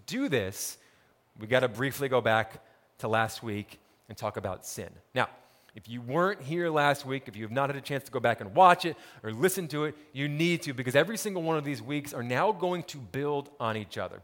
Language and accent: English; Montclair, New Jersey, United States; I grew up in New Jersey, town called Montclair, about ten miles outside of New York City